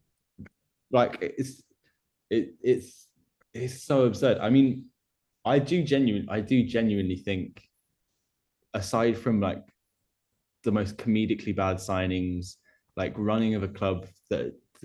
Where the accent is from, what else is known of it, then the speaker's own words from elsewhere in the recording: Essex, East of England, United Kingdom; I grew up in Essex